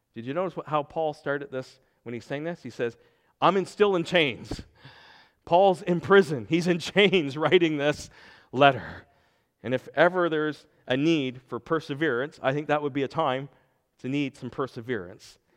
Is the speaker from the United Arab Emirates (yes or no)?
no; Pugwash, Nova Scotia, Canada; moved away; my hometown of Pugwash, Nova Scotia.